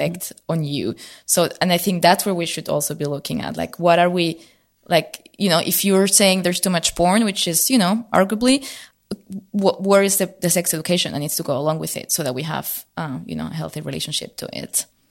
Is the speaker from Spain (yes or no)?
yes; Spain; moved away as an adult; now in Berlin, Germany; I grew up originally in Spain, so I moved to Berlin.